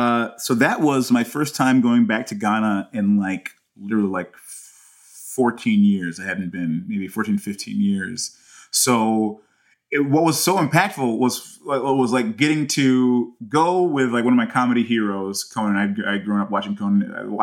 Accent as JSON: {"language": "English", "country": "United States", "said": "I'm more American."}